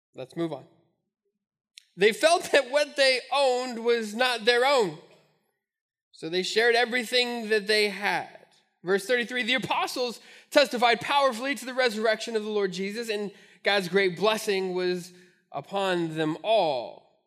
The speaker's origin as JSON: {"language": "English", "town": "Albuquerque", "region": "New Mexico", "country": "United States", "tie": "born or raised there", "moved": "yes", "lives_now": "Omaha, United States", "said": "growing up in Albuquerque, we had the Albuquerque Dukes"}